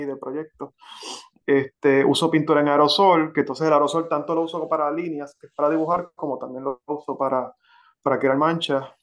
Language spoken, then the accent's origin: Spanish; Carolina, Puerto Rico; moved away as an adult; now in Florida, United States; yo soy de Carolina, Puerto Rico. Ok. Y a, mis, y a mis 41 años me mudé a, Florida